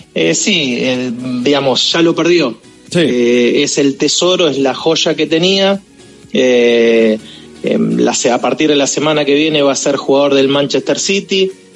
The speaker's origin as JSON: {"language": "Spanish", "country": "Argentina"}